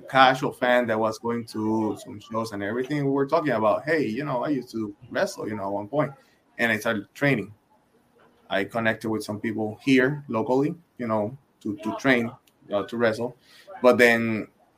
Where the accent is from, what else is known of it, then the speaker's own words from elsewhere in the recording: Puerto Rico; moved away as an adult; I'm originally from Puerto Rico